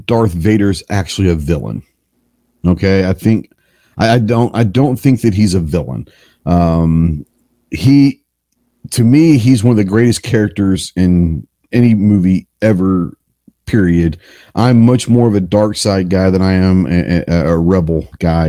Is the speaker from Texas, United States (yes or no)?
yes; Texas, United States; growing up in Texas